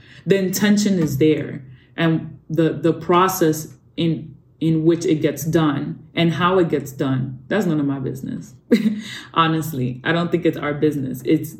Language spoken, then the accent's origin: English; Dominican Republic; I got to work in my home country, in the Dominican Republic.